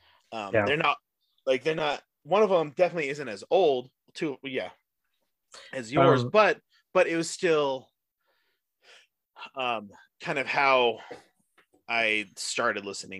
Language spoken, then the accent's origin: English; St. George, Utah, United States; And then we grew up in St. George. It's what it is.